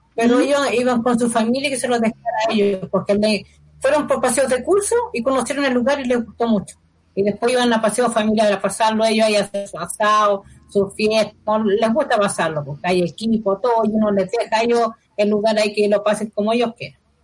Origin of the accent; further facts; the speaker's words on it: Rancagua, O'Higgins, Chile; yo soy de Rancagua y acá no tenemos patio